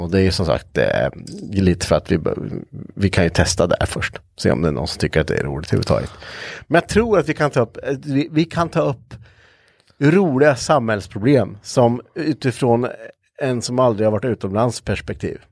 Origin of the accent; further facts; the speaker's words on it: Östergötland, Sweden; accent: östgötska; jag kan inte höra mig att vi har så jävla grov östgötska